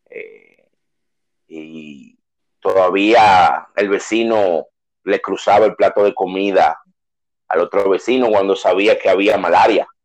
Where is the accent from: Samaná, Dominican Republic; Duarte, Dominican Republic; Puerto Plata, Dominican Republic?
Duarte, Dominican Republic; San Francisco de Macorís; also born or lived in Salcedo; Francisco de Macorís, provincia de Duarte, en el año 1973, en el mes de abril, el Día de los Tontos en Estados Unidos, el día primero. Aunque mi familia vivía en Salcedo